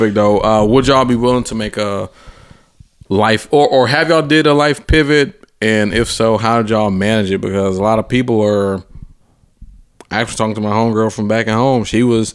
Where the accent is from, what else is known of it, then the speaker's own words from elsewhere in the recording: Atlanta, Georgia, United States; moved away as an adult; now in Nashville, United States; I'm from Atlanta where it was like pretty black. So like most of my teachers was like black.